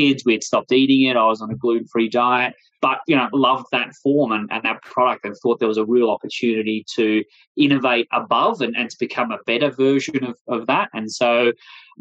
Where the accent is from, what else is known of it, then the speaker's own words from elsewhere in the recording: Australia; accent: Australian; moved away as an adult; now in United States; as you can hear from my accent, I'm originally from Australia. I've been in the US here now for nearly 4 years